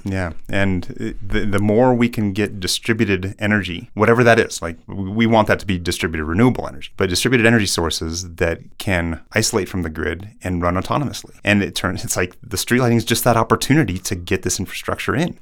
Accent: Colorado, United States; I living here in Colorado. My dad worked for the Forest Service.

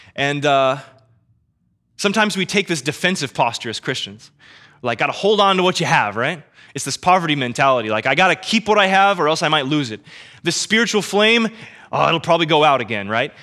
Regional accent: Kansas City, United States; born and raised in Kansas City

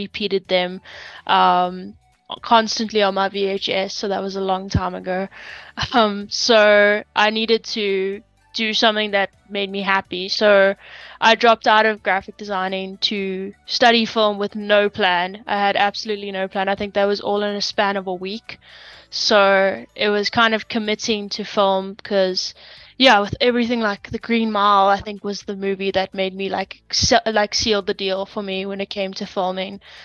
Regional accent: Durban, KwaZulu-Natal, South Africa; now in Johannesburg, South Africa; I was born in Durban. Now I'm in Joburg

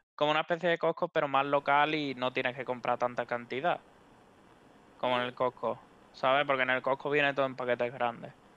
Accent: his village near Utrera, Andalusia, Spain; en mi pueblo los supermercados eh, solo hay uno y es un Super Carmela

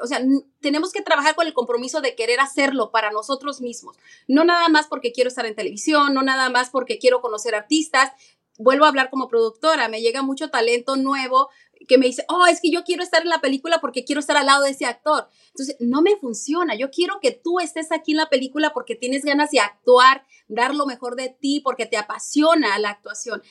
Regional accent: Mexico; also born or lived in New York; now in United States; yo soy latina, soy mexicana

